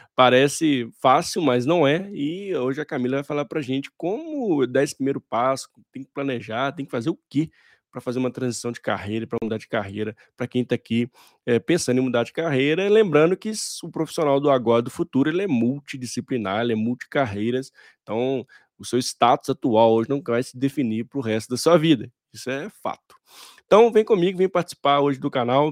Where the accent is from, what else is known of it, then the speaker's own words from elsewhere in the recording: Minas Gerais, Brazil; accent: mineiro; meu sotaque, você, eh, com certeza ele é mineiro.